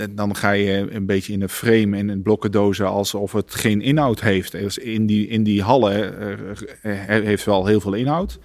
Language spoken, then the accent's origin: Dutch; North Brabant, Netherlands; ik ben ook Brabander